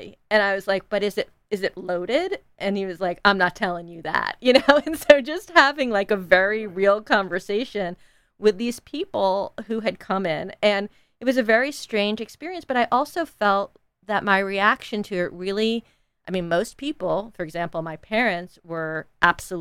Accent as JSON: {"language": "English", "region": "north of New York City", "country": "United States", "tie": "born or raised there", "said": "I grew up very privileged in north of New York City"}